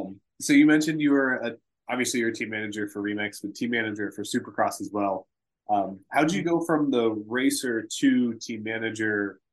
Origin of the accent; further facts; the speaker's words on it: Ohio, United States; also born or lived in Nebraska; That is kind of what I grew up around, and that's what I knew growing up in Ohio and then to Nebraska.